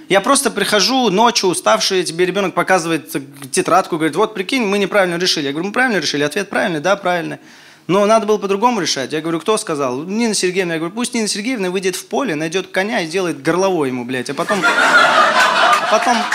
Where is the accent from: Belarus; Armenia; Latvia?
Armenia; Я армянин приехал такой